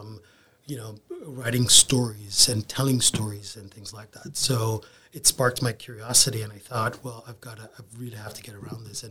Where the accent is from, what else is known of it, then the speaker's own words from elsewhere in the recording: Kingston, Jamaica; moved away as an adult; also born or lived in South Florida; now in Tampa, United States; So I grew up in Kingston, Jamaica, and I spent my first 22 years there.